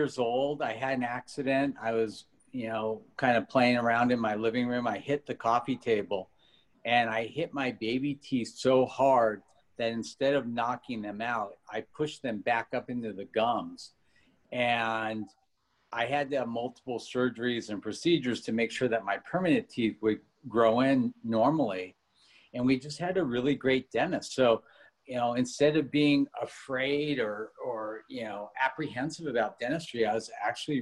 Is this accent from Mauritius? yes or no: no; Los Angeles, California, United States; also born or lived in Switzerland / Beverly Hills; I grew up really poor. We had nothing. I grew up in Granada Hills